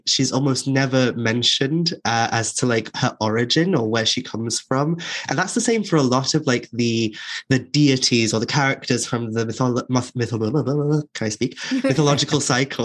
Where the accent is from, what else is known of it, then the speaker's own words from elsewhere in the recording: Wales, United Kingdom; growing up in Wales, it's such a huge part of my identity now.